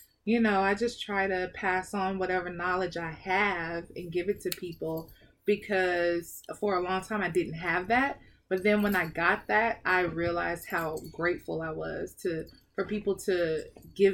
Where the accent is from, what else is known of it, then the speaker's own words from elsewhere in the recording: the South, United States; I'm from the South